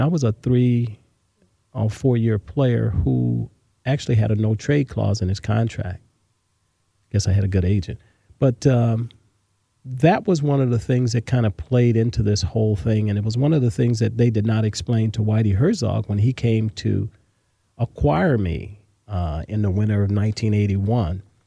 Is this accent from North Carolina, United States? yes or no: no; Los Angeles, California, United States; also born or lived in Mobile, Alabama; We moved to Los Angeles, California, South Central Los Angeles, where, uh, where most of my growing up was done.